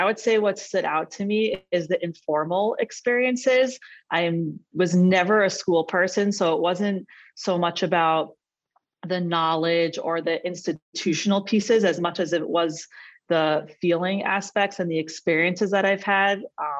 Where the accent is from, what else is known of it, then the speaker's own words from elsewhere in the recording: Cedarhurst, New York, United States; now in Brooklyn, United States; I grew up in Cedarhurst, New York, which is one of the five towns in Long Island. It is very modern Orthodox. I would say aligned with the Yeshiva University ideology.